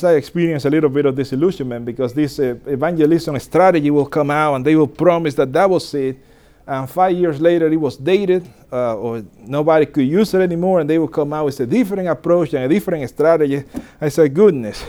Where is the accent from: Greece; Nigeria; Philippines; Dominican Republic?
Dominican Republic; I was born and raised in Dominican Republic